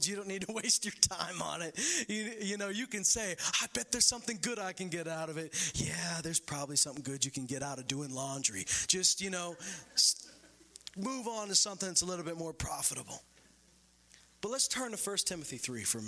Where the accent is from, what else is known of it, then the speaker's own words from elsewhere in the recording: Canada; I'm born and raised in Canada